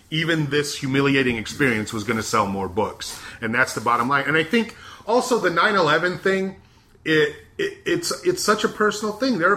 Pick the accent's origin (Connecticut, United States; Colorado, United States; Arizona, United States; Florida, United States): Arizona, United States; growing up in Arizona obviously I you know I knew a lot about Mexican American culture.